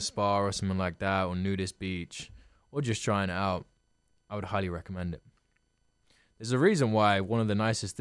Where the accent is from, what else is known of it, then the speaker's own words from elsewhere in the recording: London, United Kingdom; I was from London